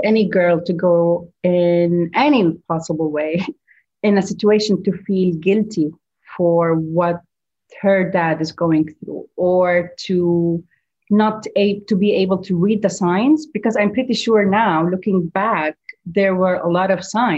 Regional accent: Beirut, Beirut Governorate, Lebanon; also born or lived in Dubai, United Arab Emirates; now in Gulf; my hometown, Beirut

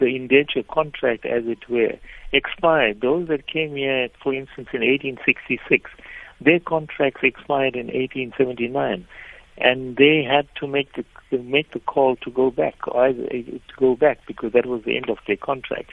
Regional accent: South Africa; those of us who are here, third and fourth generation, who are born in South Africa, we don't regard ourselves as Indians. We regard ourselves as South Africans

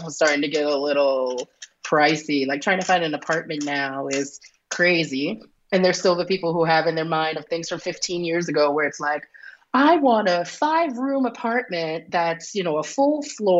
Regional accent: New York City, New York, United States; moved away as an adult; now in Berlin, Germany; I'm from Brooklyn originally

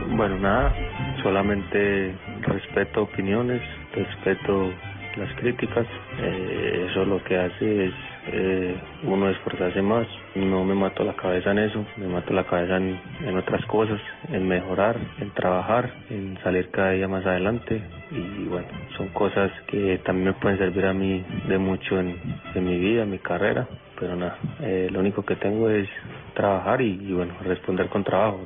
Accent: Colombia; moved away; somos colombianos

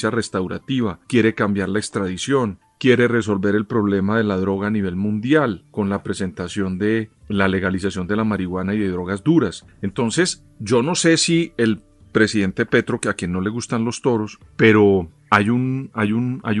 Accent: Colombia; como observador y como colombiano

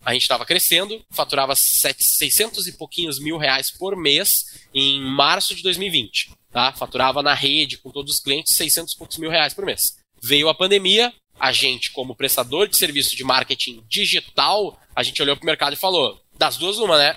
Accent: Rio Grande do Sul, Brazil; Eu, como gaúcho, vindo do Rio Grande do Sul

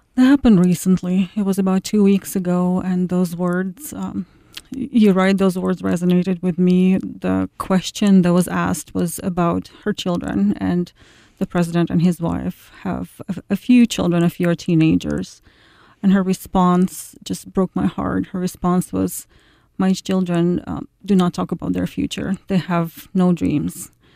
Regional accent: Ukraine; now in Iowa, United States; One of the girls is from my hometown

